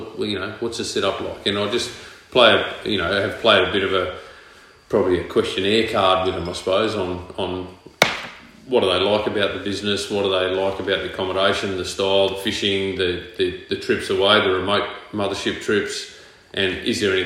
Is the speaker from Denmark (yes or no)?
no; Perth, Western Australia, Australia; moved away as an adult; also born or lived in Mackay; now in Townsville, Australia; Born and bred in Perth